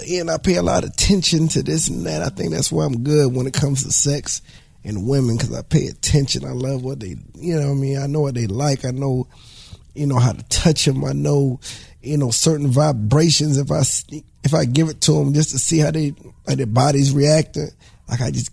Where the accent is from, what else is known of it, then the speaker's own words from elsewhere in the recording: the South, United States; I'm from the South